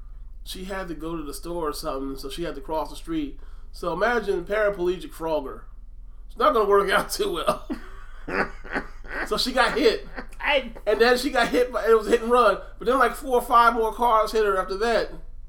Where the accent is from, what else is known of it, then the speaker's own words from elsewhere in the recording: New Jersey, United States; now in Pennsylvania, United States; I grew up in Jersey, and then I went back to Pennsylvania.